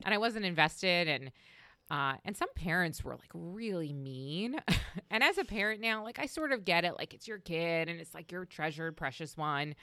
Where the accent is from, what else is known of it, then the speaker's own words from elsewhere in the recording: Long Island, New York, United States; moved away as an adult; also born or lived in Delaware / Washington, D.C. / Baltimore; I grew up on Long Island in New York